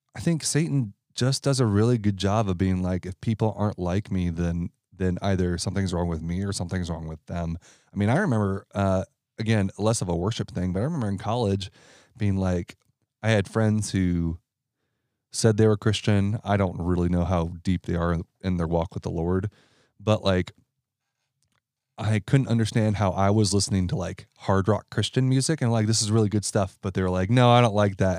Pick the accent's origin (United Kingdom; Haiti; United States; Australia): United States; Ohio; I'm from Ohio